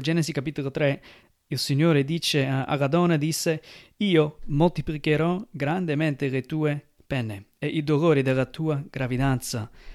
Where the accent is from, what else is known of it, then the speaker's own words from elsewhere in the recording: United States; now in Italy; Io che vengo dagli Stati Uniti